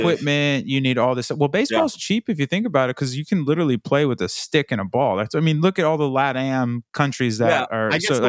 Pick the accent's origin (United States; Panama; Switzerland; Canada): United States; Indiana; like I grew up in Indiana where hockey was not a big thing.